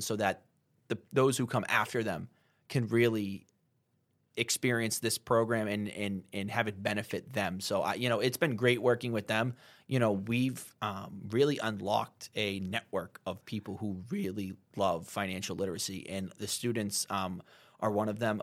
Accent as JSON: {"language": "English", "town": "Methuen", "region": "Massachusetts", "country": "United States", "tie": "born or raised there", "also_born_or_lived": "Haverhill, Massachusetts", "said": "growing up in Methuen and Haverhill"}